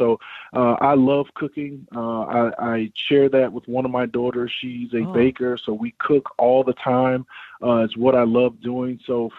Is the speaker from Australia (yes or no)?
no; Bahamas; My family originally is Bahamian. We're from the Bahamas.